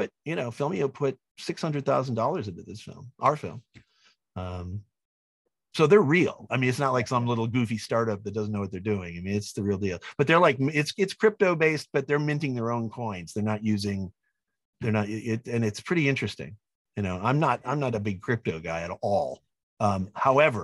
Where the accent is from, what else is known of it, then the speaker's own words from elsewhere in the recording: Wadsworth, Illinois, United States; I grew up in Wadsworth